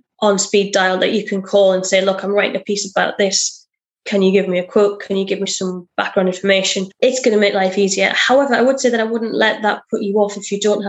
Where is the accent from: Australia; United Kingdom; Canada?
United Kingdom; I'm very British.